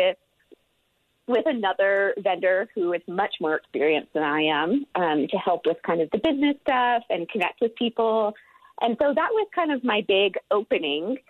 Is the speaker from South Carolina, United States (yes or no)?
yes; outside of Charleston, Deep South, South Carolina, United States; accent: southern drawl; moved away as an adult; also born or lived in Florida / Atlanta, Georgia; now in Utah, United States; I am from the Deep South. So I grew up outside of Charleston, and I went to school in Florida and then lived in Atlanta before coming out here